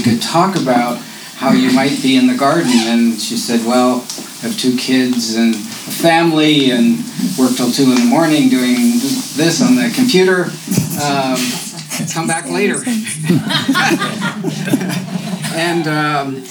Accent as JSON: {"language": "English", "country": "Canada", "tie": "born or raised there", "moved": "yes", "lives_now": "United States", "said": "I grew up as a Canadian"}